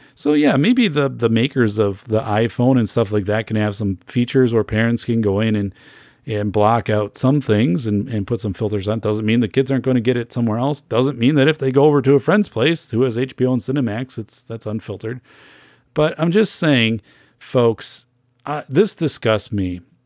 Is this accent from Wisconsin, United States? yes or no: yes; Wisconsin, United States; I'm from Wisconsin